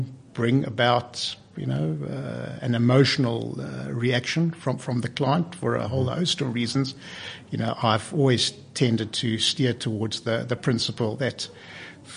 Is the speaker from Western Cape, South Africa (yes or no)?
yes; Cape Town, Western Cape, South Africa; moved away; I come from Cape Town, and I practiced law in Cape Town for 13 years